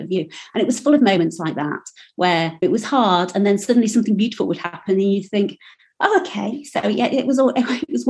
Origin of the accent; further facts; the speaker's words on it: Yorkshire and the Humber, United Kingdom; I'm from Yorkshire